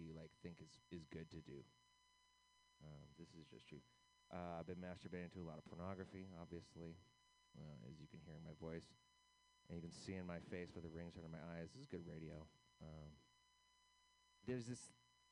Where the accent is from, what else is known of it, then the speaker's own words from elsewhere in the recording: United States; as an American